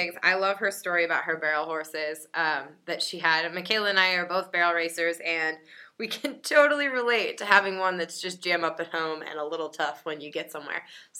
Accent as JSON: {"language": "English", "region": "Pennsylvania", "country": "United States", "moved": "yes", "lives_now": "Colorado, United States", "said": "I'm from Pennsylvania."}